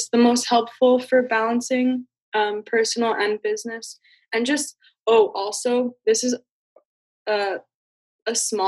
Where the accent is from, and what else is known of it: New York City, New York, United States; moved away